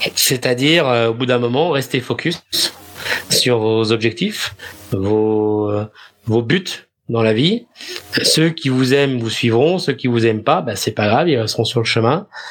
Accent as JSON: {"language": "French", "country": "France", "also_born_or_lived": "Netherlands", "moved": "as an adult", "lives_now": "Amsterdam, Netherlands", "said": "En tant que Français"}